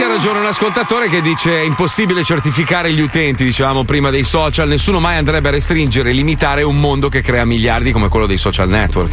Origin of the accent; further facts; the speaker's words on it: Italy; Io sono italiano